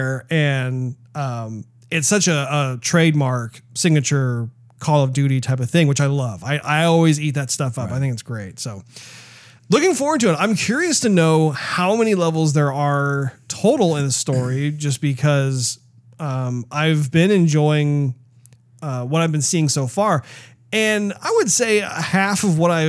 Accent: United States; as an American

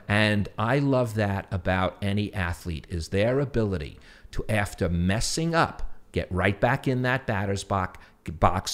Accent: New York City, New York, United States; accent: New York; my New York accent

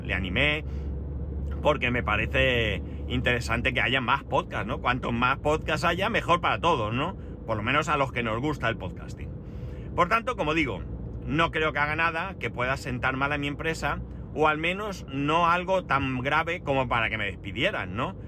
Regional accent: Alicante, Valencian Community, Spain; soy de Alicante y que vivo en Alicante

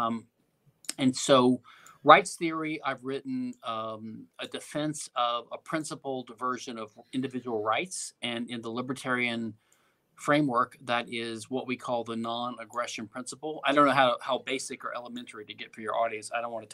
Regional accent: Louisiana, United States; now in Houston, United States; I'm from Louisiana originally

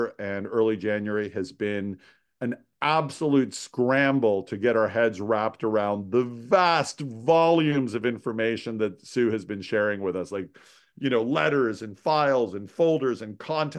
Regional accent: Toronto, Ontario, Canada; now in Montreal, Canada; And I'm a Toronto boy. I was born and raised in Toronto.

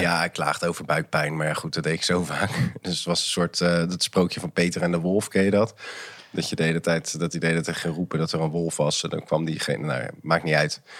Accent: Maassluis, South Holland, Netherlands; also born or lived in Rotterdam; ik ben opgegroeid in Maasluis

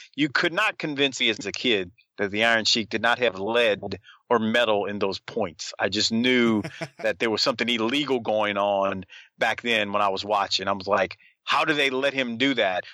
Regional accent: New Orleans, Louisiana, United States; being born and raised in New Orleans

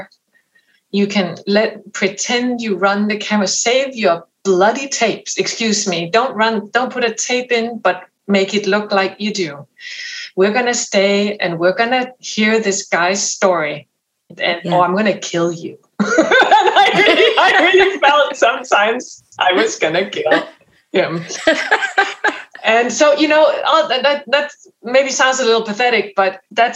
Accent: Denmark; English is a second language; moved away as an adult; now in United States; I come from Denmark, so that's a very small language group.

